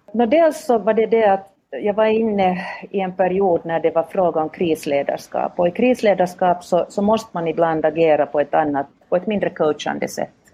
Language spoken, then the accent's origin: Swedish; Vaasa, Ostrobothnia, Finland; accent: Finland Swedish; moved away as an adult; now in Helsinki, Finland; jag är själv född och uppvuxen i Vasa som ligger ganska rakt mittemot Umeå